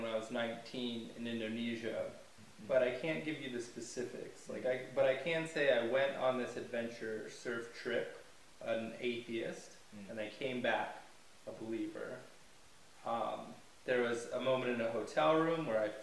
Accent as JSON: {"language": "English", "region": "California", "country": "United States", "moved": "as an adult", "lives_now": "South Africa", "said": "I'm from California"}